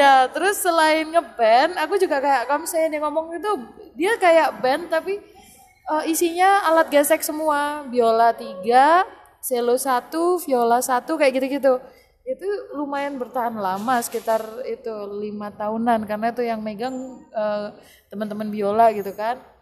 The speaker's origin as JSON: {"language": "Indonesian", "town": "Malang", "region": "East Java", "country": "Indonesia", "said": "kita ini dari Malang nih ya. Yeah dari Jawa Timur"}